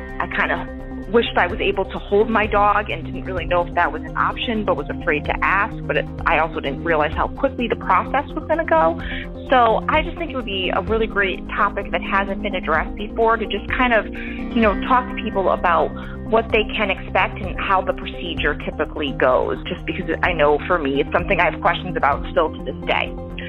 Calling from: Stratford, Connecticut, United States; I'm calling from Stratford, Connecticut.

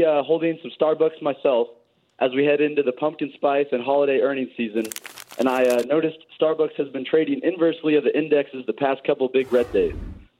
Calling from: Houston, Texas, United States; I'm here calling from Houston, Texas. I'm currently a junior at the University of Houston.

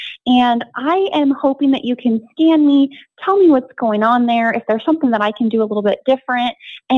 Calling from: Lake Forest, California, United States; in from Lake Forest, California.

